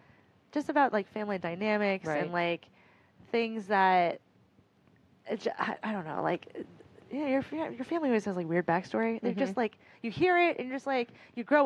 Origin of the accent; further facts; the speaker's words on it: Montreal, Quebec, Canada; now in Lake Worth, United States; I was living in Montreal at the time because I'm originally from Canada